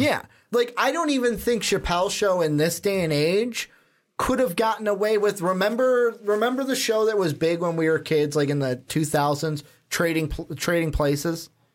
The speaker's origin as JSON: {"language": "English", "town": "Chicago", "region": "Illinois", "country": "United States", "said": "The city we are from, the big market city we are from"}